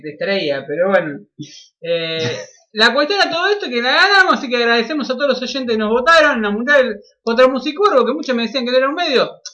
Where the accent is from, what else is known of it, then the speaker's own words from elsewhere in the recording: Argentina; como argentino